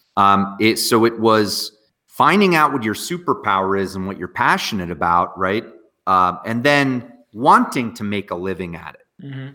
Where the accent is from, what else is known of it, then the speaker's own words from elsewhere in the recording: near Morristown, Northwest New Jersey, United States; I grew up in just a small little town in Northwest near like Morristown